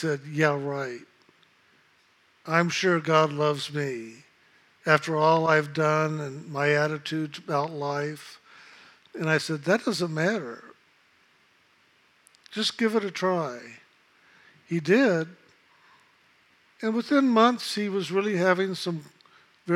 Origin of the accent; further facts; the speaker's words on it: San Antonio, Texas, United States; I came from San Antonio, Texas. I was born at the Knicks Hospital.